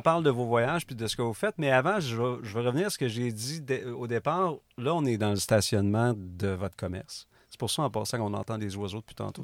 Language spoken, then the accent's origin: French; Rimouski, Quebec, Canada; Je viens de Rimouski.